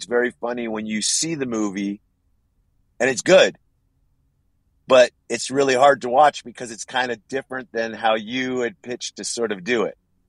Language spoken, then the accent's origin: English; Los Angeles, California, United States; I'm from Los Angeles. I love Los Angeles. I know Los Angeles really well.